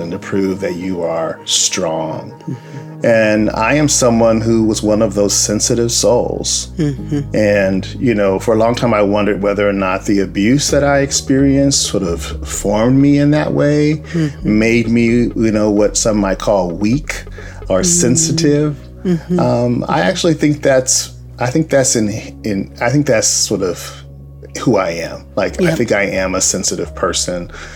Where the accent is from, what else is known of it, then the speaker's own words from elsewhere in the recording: Compton, California, United States; I grew up in Compton, California